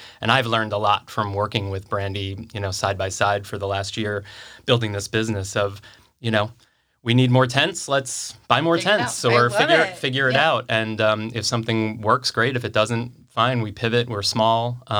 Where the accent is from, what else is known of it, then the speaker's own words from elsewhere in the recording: East Coast, United States; I'm an Italian from the East Coast.